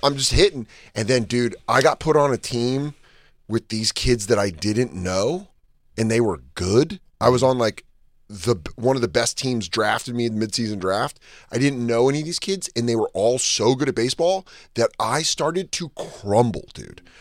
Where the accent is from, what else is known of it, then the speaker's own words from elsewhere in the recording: Denver, Colorado, United States; I remember growing up in Denver.